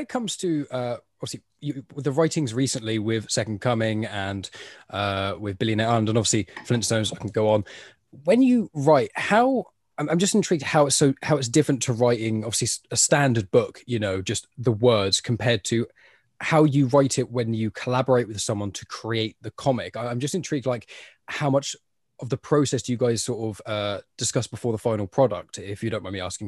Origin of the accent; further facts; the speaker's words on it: England, United Kingdom; I'm from England, so it's like I went to a Catholic school, my my primary school, so from the age of like five to ten